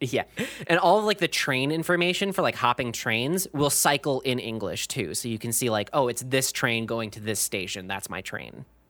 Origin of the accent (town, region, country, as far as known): Minnesota, United States